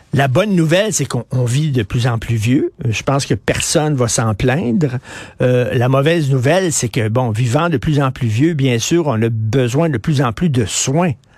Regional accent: Montreal, Quebec, Canada; Je viens de Verdun

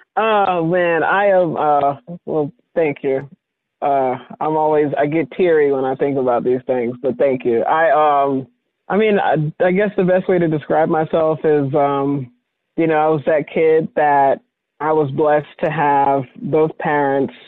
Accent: Virginia, United States; moved away; I moved away from Virginia

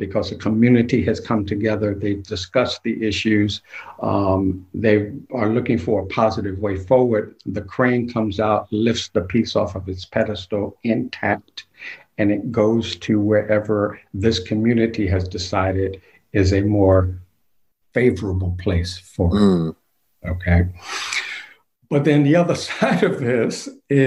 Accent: Savannah, Georgia, United States; also born or lived in Portsmouth, New Hampshire, United States; I'm in my hometown of Savannah

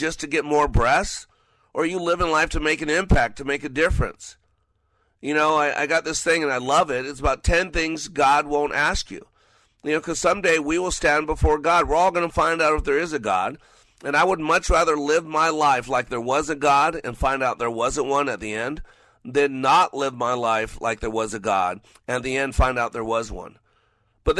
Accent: Nevada, United States; I grew up in Nevada by the test site

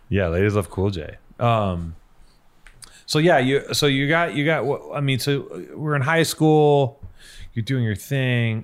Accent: Los Angeles, California, United States; growing up in Venice

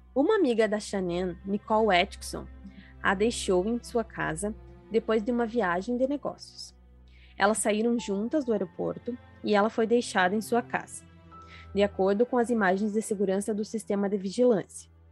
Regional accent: Ivorá, Rio Grande do Sul, Brazil; now in Frederico Westphalen, Brazil; Eu sou gaúcha, eu sou natural de uma cidade bem pequena chamada Ivorá, mas atualmente eu moro em Frederico Westphalen

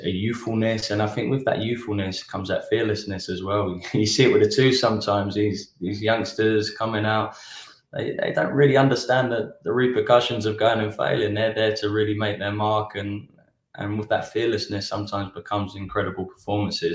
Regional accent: England, United Kingdom; now in United States; growing up in England, Welsh international

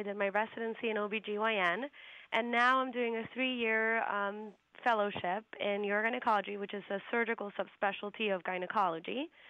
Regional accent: Puerto Rico; moved away as an adult; also born or lived in New York; now in New Haven, United States; Yeah, I'm actually originally from Puerto Rico. My family is in Puerto Rico. I'm half Puerto Rican, half Dominican, so the Puerto Rican side is all there.

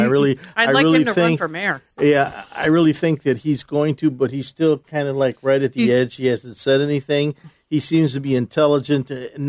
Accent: Chicago, Illinois, United States; I grew up in Uptown.

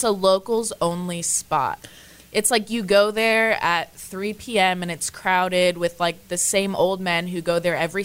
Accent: Florida, United States; I'm from Florida.

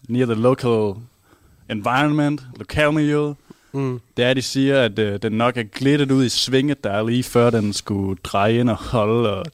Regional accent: Haderslev, Southern Denmark, Denmark; moved away as an adult; now in Aarhus, Denmark; Jamen, jeg er opvokset lidt uden for Hatterslev.

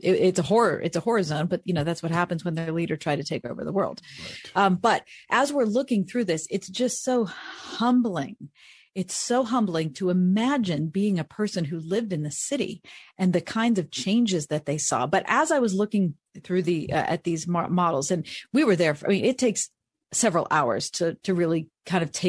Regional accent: United States

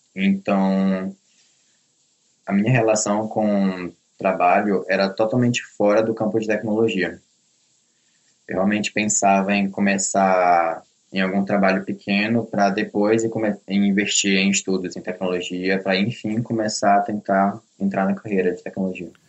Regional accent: Belém, Pará, Brazil; eu sou de Belém do Pará, nasci e cresci aqui.

